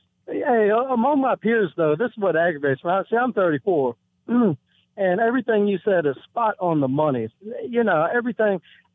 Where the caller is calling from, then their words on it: Sandston, Virginia, United States; Sandston, Virginia.